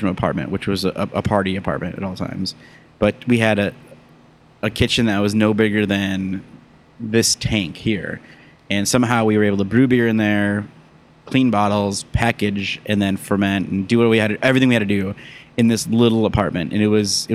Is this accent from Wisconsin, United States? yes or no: yes; Mukwonago, Wisconsin, United States; moved away; I grew up in Wisconsin, outside of Milwaukee